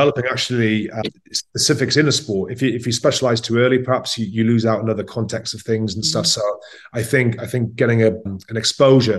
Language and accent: English; Newcastle upon Tyne, North East England, United Kingdom; now in Paris, France; I grew up in Newcastle, and it's football mad